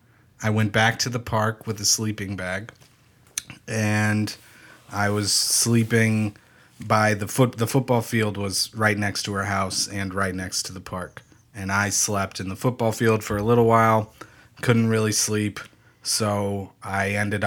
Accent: Wyoming, Ohio, United States; Sorry, I'm from Wyoming, Ohio, not Wyoming, the state. Wyoming, Ohio is in America.

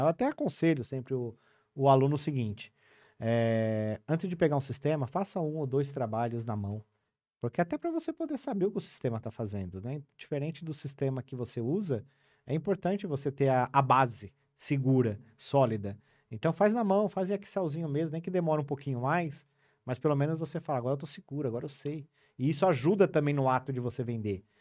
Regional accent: Cordeirópolis, São Paulo, Brazil; now in São Paulo, Brazil; eu nasci em São Paulo, com nove anos eu fui pro interior de São Paulo. Eu morei numa cidade chamada Cordeirópolis, ali na região de Araras, Limeira.

